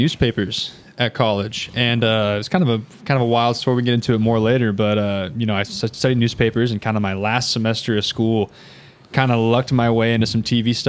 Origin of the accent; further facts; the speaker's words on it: Huntingburg, Indiana, United States; also born or lived in Evansville, Indiana / Muncie, Indiana; Well, I'm from Huntingburg, so a local guy. I live in Evansville now.